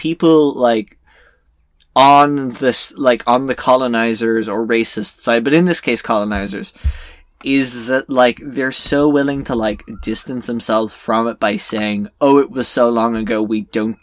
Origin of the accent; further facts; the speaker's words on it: Ireland; as an Irish person